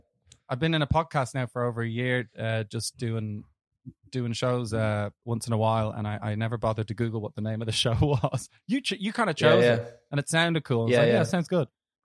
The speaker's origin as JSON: {"language": "English", "town": "Dublin", "region": "Leinster", "country": "Ireland", "tie": "born or raised there", "said": "I grew up in Dublin."}